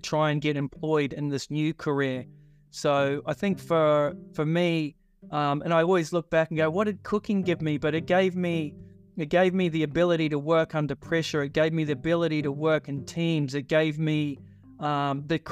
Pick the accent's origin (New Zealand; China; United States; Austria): New Zealand; when I was growing up in New Zealand